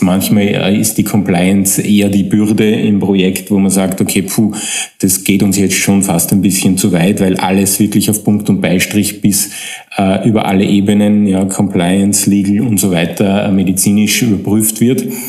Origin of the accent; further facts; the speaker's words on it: Upper Austria, Austria; moved away as an adult; now in Vienna, Austria; ich stamme aus Oberösterreich